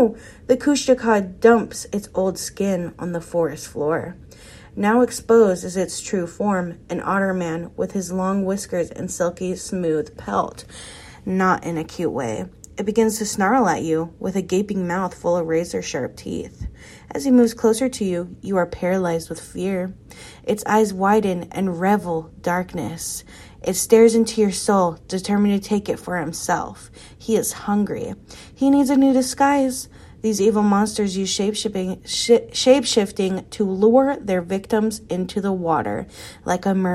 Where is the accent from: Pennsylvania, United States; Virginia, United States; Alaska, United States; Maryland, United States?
Alaska, United States; my home state of Alaska